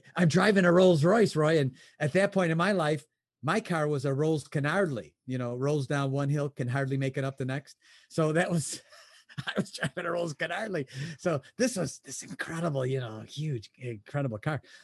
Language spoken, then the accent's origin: English; Chicago, Illinois, United States; now in Michigan, United States; I was born in Chicago. I live in Michigan now